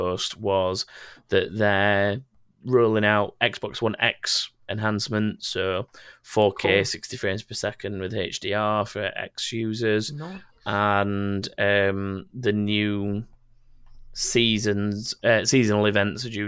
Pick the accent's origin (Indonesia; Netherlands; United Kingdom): United Kingdom; Sheffield, Yorkshire and the Humber; I'm from Sheffield, too.